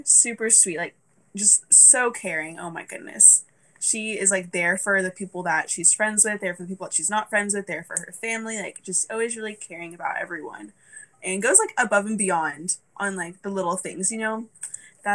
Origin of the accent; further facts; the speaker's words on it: Cedar Park, Texas, United States; I'm from Cedar Park, which is north of Austin. I say I'm from Austin, basically